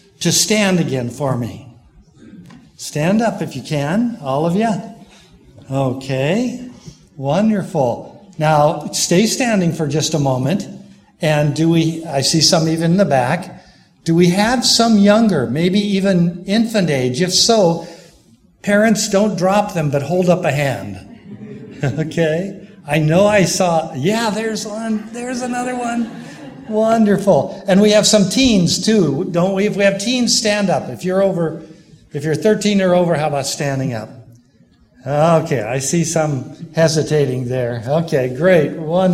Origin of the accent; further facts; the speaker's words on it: Pomona, California, United States; moved away as an adult; also born or lived in South Carolina; I grew up in the Pomona Church